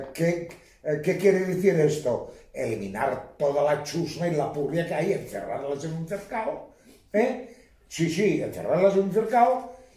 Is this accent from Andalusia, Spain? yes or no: no; Catalonia, Spain; yo soy catalán por los cuatro costados